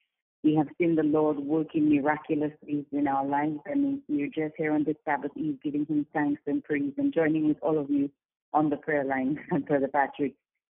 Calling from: St. Lucia; I'm calling from St. Lucia

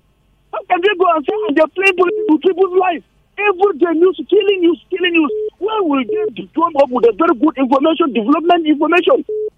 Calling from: Nigeria; I'm calling from Amgaruguba presently. We have problem in this country

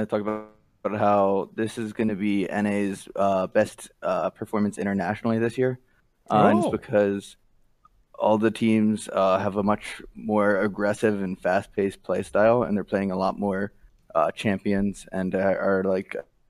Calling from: Winston-Salem, North Carolina, United States; I'm calling from Winston-Salem, North Carolina.

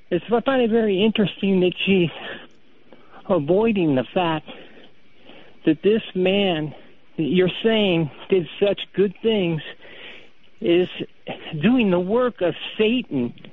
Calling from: Hawaii, United States; I'm calling from Hawaii.

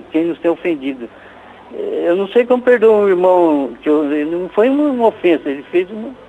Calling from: Arapongas, Paraná, Brazil; É de Arapongas, padre.

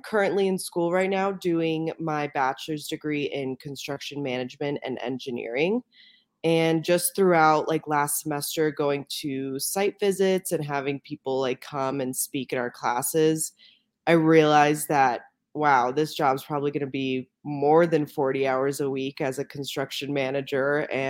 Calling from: Denver, Colorado, United States; Denver, Colorado right now.

